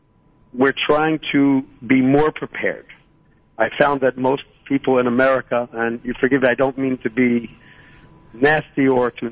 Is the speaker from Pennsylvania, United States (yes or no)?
yes; Philadelphia, Pennsylvania, United States; now in Shiloh, Israel; I was born in Philadelphia, and I made Aliyah in 1978